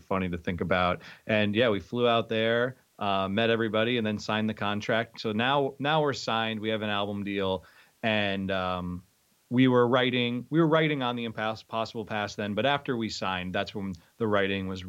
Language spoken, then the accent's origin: English; Lake Ariel, Pennsylvania, United States; moved away; also born or lived in Philadelphia; the house that I grew up in is in Lake Ariel, Pennsylvania